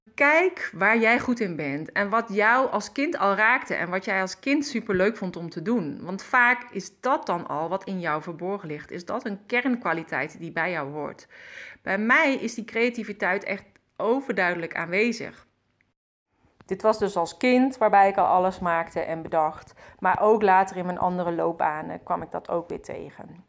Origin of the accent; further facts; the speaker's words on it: North Brabant, Netherlands; accent: Brabants; ik kom uit Brabant